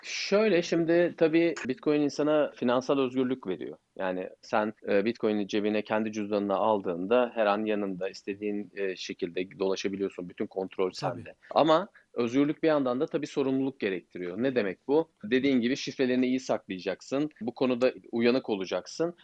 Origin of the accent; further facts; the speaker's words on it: Turkey; biz Türkler olarak